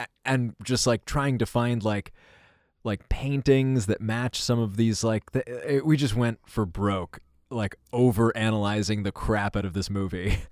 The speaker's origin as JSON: {"language": "English", "town": "New York City", "region": "New York", "country": "United States", "tie": "born or raised there", "said": "growing up in New York City with sort of nine eleven"}